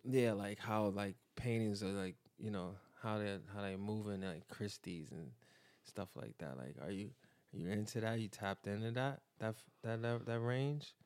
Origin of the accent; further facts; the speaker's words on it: New York City, New York, United States; I was born and raised in Bedford Stuyvesant, but then I moved to the East, and I've been there ever since